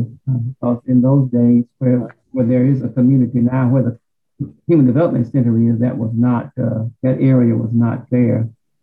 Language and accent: English; Conway, Arkansas, United States; I was born in Conway on September 21st, 1945, so I'm an old timer. I actually did not begin school in Conway until 1953.